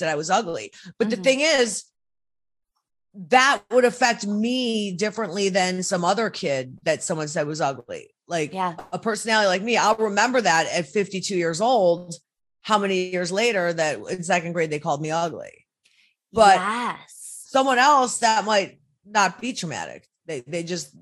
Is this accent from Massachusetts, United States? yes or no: no; Cleveland, Ohio, United States; also born or lived in Minneapolis; my hometown, Cleveland, Ohio